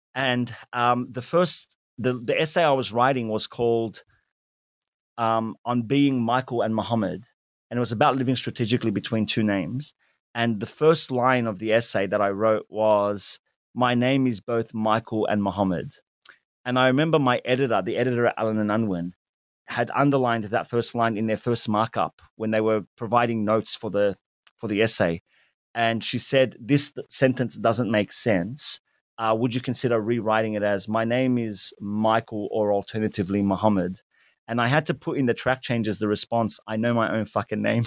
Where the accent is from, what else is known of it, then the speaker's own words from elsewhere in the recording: Sydney, New South Wales, Australia; accent: Western Sydney Arab Australian English; also born or lived in Lakemba; when I was growing up in Sydney's inner west, you know, as a child, I was a very white community.